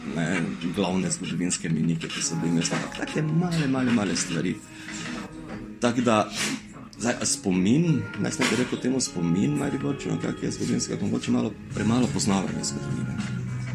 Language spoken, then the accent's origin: Slovenian; Maribor, Slovenia